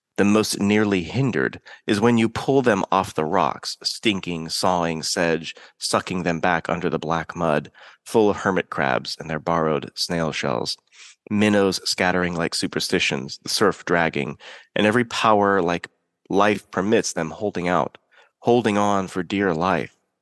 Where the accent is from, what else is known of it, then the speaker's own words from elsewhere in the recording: Pacific Northwest, United States; I grew up in the Pacific Northwest